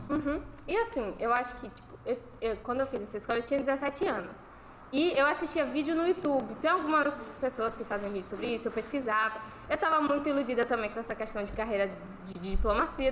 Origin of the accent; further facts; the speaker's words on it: Bahia, Brazil; now in Sergipe, Brazil; Eu também não sou daqui, sou da Bahia